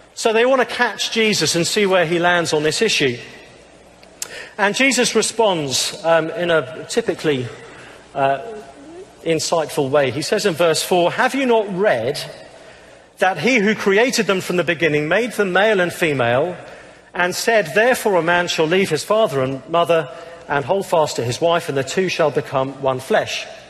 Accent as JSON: {"language": "English", "region": "England", "country": "United Kingdom", "said": "I'm, I'm English"}